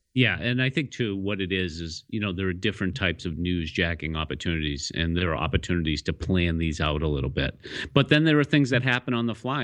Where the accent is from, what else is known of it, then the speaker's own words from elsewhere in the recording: Boston, Massachusetts, United States; I am a Bostonian